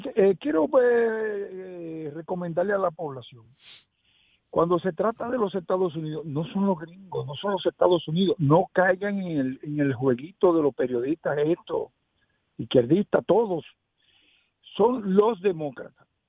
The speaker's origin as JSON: {"language": "Spanish", "country": "Dominican Republic", "said": "yo como dominicano"}